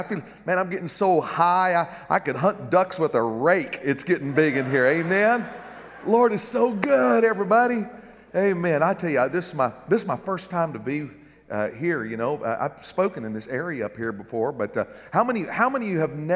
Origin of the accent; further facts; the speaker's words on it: Garden City, Kansas, United States; moved away; my hometown in Garden City, Kansas